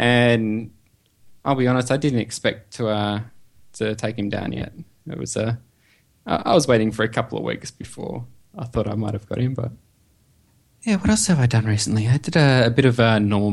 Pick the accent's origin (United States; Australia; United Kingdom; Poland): Australia; Perth, Western Australia; being in Australia, as you probably have guessed by my accent. I am in Western Australia, a nice little city called Perth.